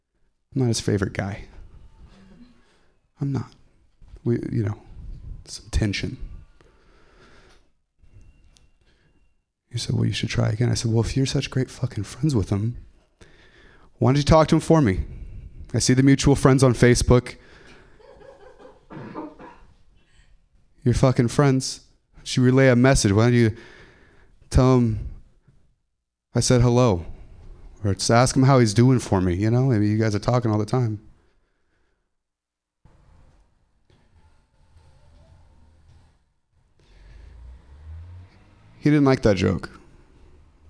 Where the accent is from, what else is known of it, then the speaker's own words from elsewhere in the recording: Ripon, California, United States; I'm from Ripon